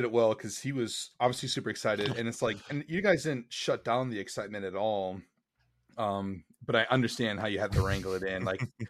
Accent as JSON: {"language": "English", "region": "Wisconsin", "country": "United States", "said": "Dude, I'm from Wisconsin, German capital of the U.S., maybe?"}